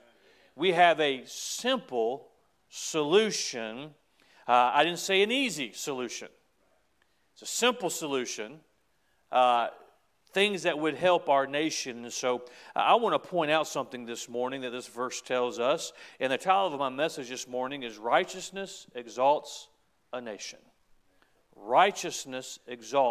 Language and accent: English; United States; as an American